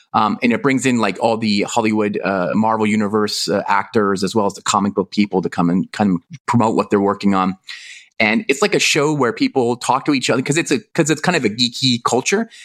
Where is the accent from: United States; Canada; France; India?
Canada; now in Hong Kong; I'm from Canada, living in Hong Kong